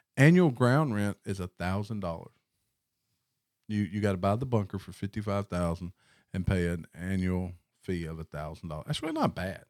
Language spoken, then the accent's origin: English; the Delta, United States; we are from the Delta